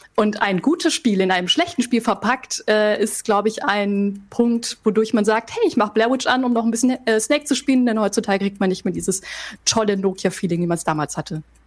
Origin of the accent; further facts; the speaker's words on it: Franconia, Bavaria, Germany; Ich bin aus Franken